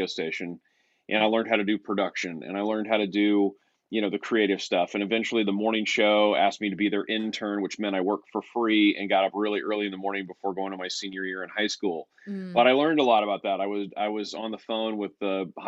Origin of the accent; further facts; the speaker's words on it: California, United States; the lowest rated radio station in my hometown